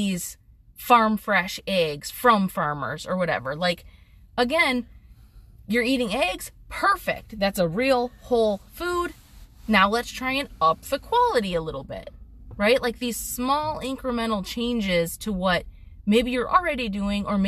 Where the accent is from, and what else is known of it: United States